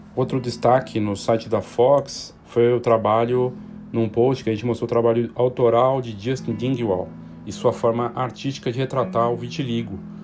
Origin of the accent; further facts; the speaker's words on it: Brazil; a gente, todos nós como brasileiros